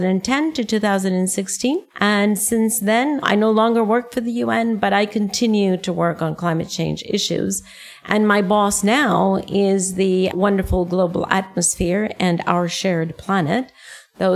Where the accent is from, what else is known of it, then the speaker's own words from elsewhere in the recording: Costa Rica; moved away; I am in my home country, Costa Rica, where I haven't lived in over 40 years